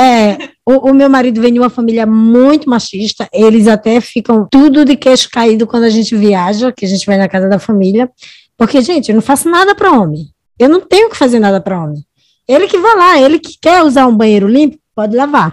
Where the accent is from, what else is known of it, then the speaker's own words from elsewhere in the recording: Natal, Rio Grande do Norte, Brazil; moved away as an adult; also born or lived in Santos; eu sou do Natal, Rio Grande do Norte